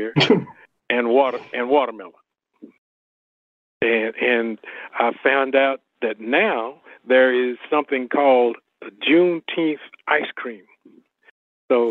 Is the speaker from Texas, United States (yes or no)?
yes; Fort Worth, Texas, United States; I grew up in Fort Worth in the North Texas region